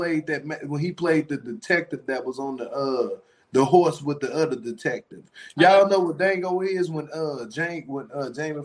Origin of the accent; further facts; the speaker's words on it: Shreveport, Louisiana, United States; I'm from Shreveport and I know how it's played in the South